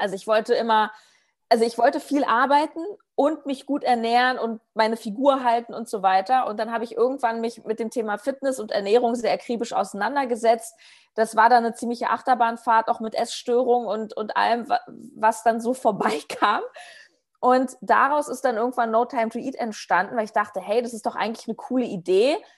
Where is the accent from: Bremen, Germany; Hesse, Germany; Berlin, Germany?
Berlin, Germany; ich komme aus Berlin